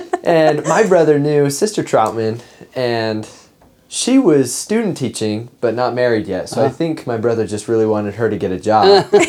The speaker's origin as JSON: {"language": "English", "region": "Idaho", "country": "United States", "said": "I'm from Idaho"}